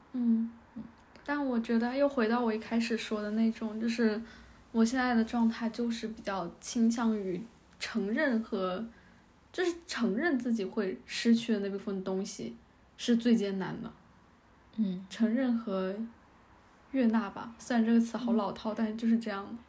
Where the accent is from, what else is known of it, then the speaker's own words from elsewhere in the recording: Guangdong, China; now in Shanghai, China; 我的家乡广东